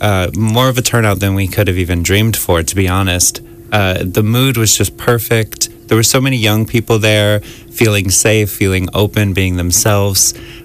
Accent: Florida, United States; moved away as an adult; also born or lived in San Francisco; now in Ireland; I'm from the United States. Right, what part? Yeah, Florida, mostly.

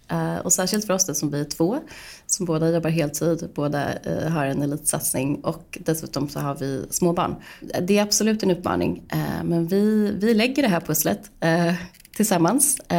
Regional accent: Stockholm, Stockholm County, Sweden; Jag är uppvuxen i Stockholm, eh, valde också att eh, studera juridik vid Stockholms universitet.

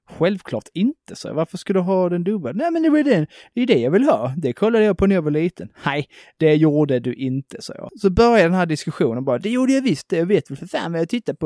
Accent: Broby, Skåne, Sweden; moved away; hemma i Broby, så skulle man ha innesko i skolan

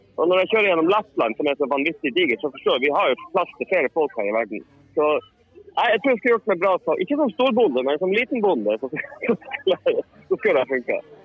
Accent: Northern Norway, Norway; accent: Northern Norwegian dialect; moved away as an adult; now in Sweden; jeg har jo fortsatt samme dialekt, selv om jeg har bodd eh, 20 år i Sverige. Så jeg blir vel kjent på som en slags halveksotisk halv eh, halvklovn eh, fra Nord-Norge.

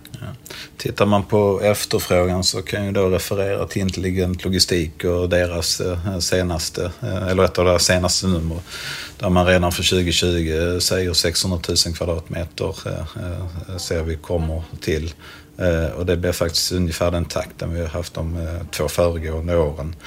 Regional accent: Helsingborg, Skåne, Sweden; som helsingborgare

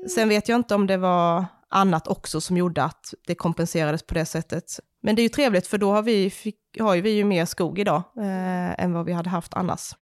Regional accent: Småland, Sweden; now in Skåne, Sweden; jag är uppvuxen liksom i Småland, mitt ute i skogen

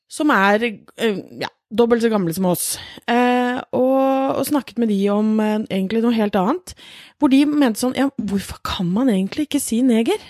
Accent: Norway; vi er født i Norge

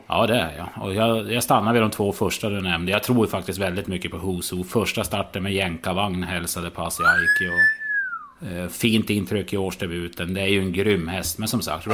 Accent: Norrland, Sweden; jag ju som norrlänning

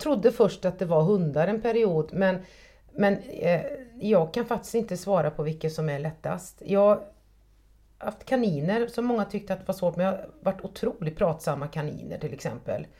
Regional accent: Trollhättan, Västra Götaland, Sweden; jag är uppväxt på Sanden, på Stamkullevägen i Trollhättan

